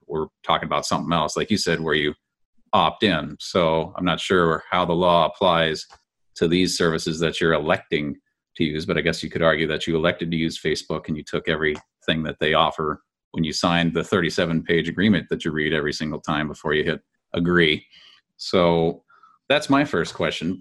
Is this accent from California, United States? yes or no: yes; California, United States; Being a Californian